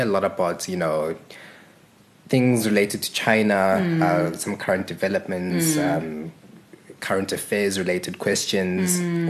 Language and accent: English; Zimbabwe; moved away; also born or lived in Johannesburg, South Africa; So I am originally from Zimbabwe. I was born there. Mm-hmm. And my family relocated to Johannesburg in 1993.